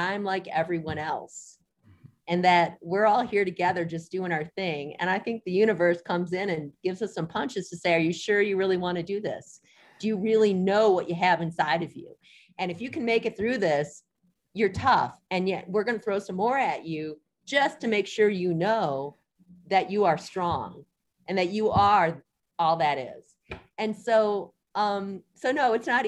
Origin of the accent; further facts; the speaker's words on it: Detroit, Michigan, United States; moved away as an adult; also born or lived in Evanston, Illinois / Santa Fe, New Mexico; now in Crested Butte, United States; I grew up in Detroit, lived in Michigan my whole life